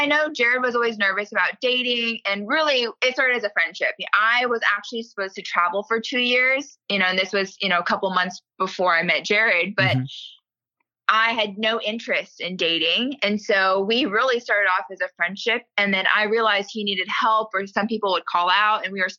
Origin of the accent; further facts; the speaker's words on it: South Korea; born there; So I'm a self-proclaimed Army brat, but my father served in the Army for 22 years, retired, and then has continued working on base at Fort Knox. So growing up, I was born in Korea on an Army base